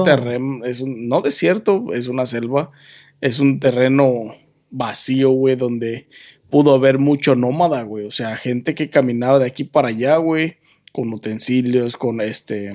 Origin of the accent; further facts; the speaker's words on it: Mexico; soy mexicano